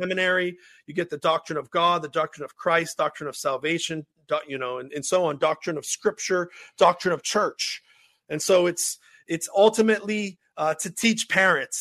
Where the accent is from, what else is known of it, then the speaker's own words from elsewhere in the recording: Pittsburgh, Pennsylvania, United States; accent: Pittsburghese; my Pittsburgh Ease accent